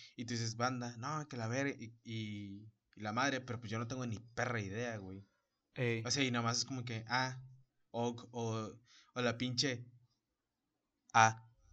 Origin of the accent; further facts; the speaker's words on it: Mexico; somos mexicanos